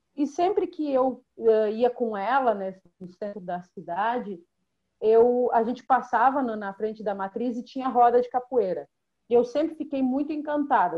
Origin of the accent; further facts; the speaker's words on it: Rio Grande, Rio Grande do Sul, Brazil; eu sou natural de Rio Grande, que é uma cidade do extremo sul do Rio Grande do Sul